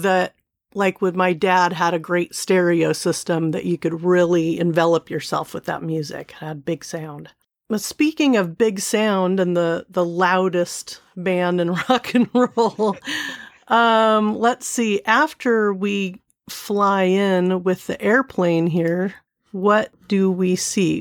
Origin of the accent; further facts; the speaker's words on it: Seal Beach, California, United States; I grew up in Southern California, um, Seal Beach, California